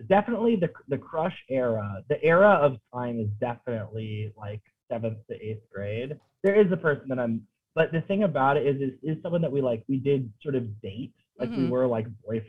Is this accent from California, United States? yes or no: yes; Laguna Beach, California, United States; I grew up in Orange County. I grew up in Laguna Beach, California, specifically, if you can believe it.